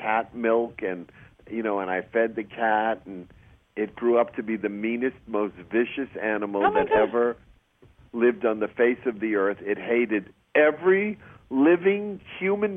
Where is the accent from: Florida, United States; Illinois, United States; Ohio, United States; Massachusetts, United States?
Massachusetts, United States; Chelsea; moved away as an adult; also born or lived in New York City; now in California, United States; I was from Chelsea, Mass.